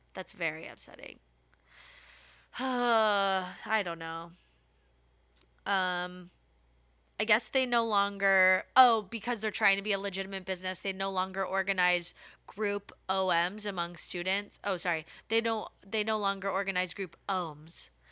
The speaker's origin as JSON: {"language": "English", "country": "United States", "said": "being American"}